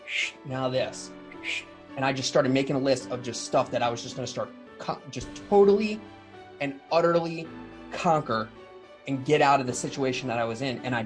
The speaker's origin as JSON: {"language": "English", "town": "Baltimore", "region": "Maryland", "country": "United States", "tie": "born or raised there", "said": "I'm in Baltimore, Maryland, my hometown"}